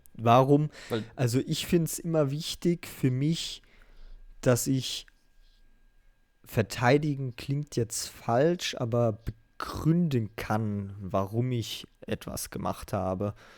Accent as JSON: {"language": "German", "region": "southern Hesse", "country": "Germany", "said": "ich komm aus, aus Hesse, in Südhesse"}